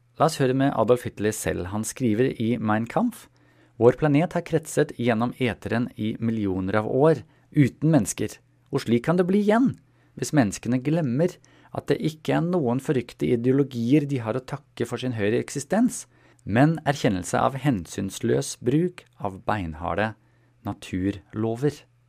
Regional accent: Germany; moved away; jeg er født i Tyskland

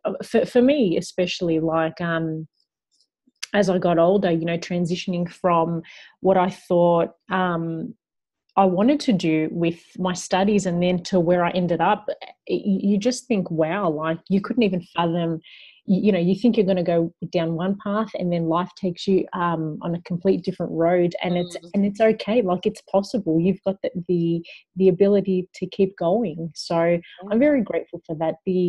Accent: Melbourne, Victoria, Australia; also born or lived in Young, New South Wales; I was born in a little town called Young, but my family had moved back to Melbourne just a couple of weeks after I was born.

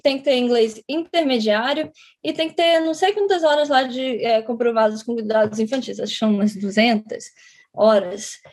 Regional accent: Rio de Janeiro, Brazil; moved away as an adult; now in United States; eu sou do Rio de Janeiro

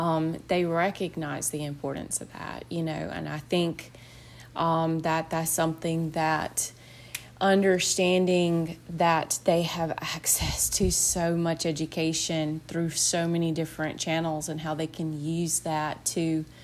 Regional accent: Macon, Mississippi, United States; I am from Macon, Mississippi, which is in central Mississippi.

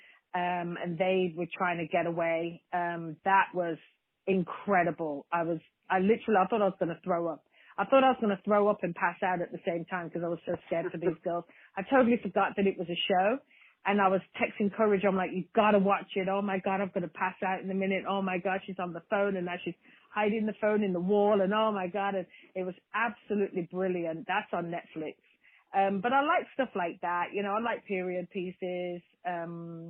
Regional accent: Birmingham, West Midlands, United Kingdom; my hometown in Birmingham, England

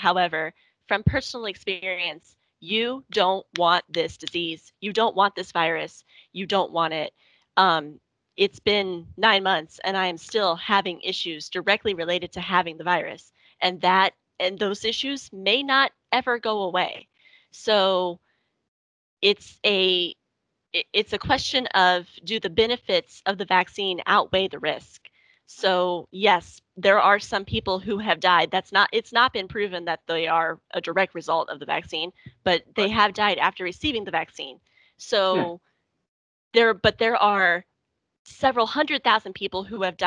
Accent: United States; I am an American

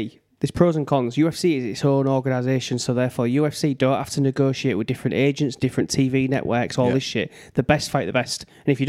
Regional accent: Hull, Yorkshire and the Humber, United Kingdom; Because I'm from Hull, where rugby league is ingrained in your culture.

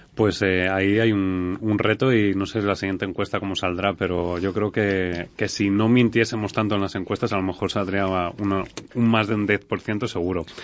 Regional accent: Spain; nosotros tenemos otras mejoras o otras cosas que hacemos muy bien, como españoles

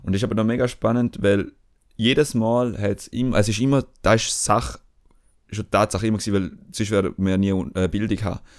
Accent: Switzerland; die Beschaffenheit von der Schweiz, so uns als Schweizer mhm. definiert hat

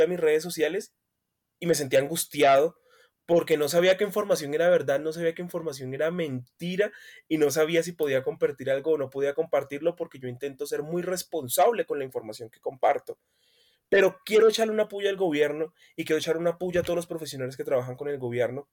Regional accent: Buenaventura, Valle del Cauca, Colombia; now in Bogotá, Colombia; no nací acá, nací en Buenaventura

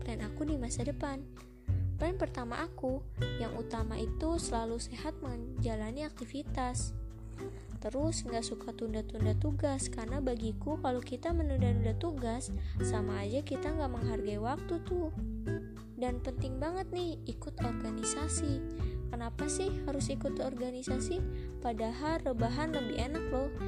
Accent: South Lampung, Indonesia; asal aku dari Lampung Selatan

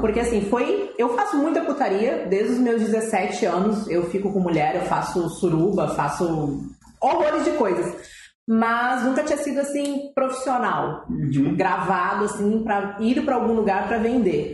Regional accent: Rio Grande do Sul, Brazil; tenho 27 anos, sou gaúcha

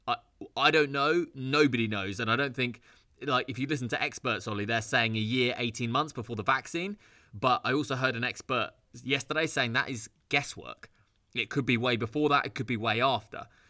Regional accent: United Kingdom; I'm British, and I just felt I need to get back to Britain.

